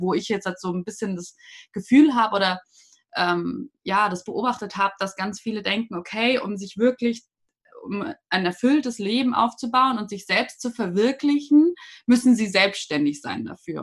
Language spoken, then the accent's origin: German; a small town north of Munich, Bavaria, Germany; Also ich komme ja nicht direkt aus München, ich komme aus dem Norden, aus einer kleinen Stadt davor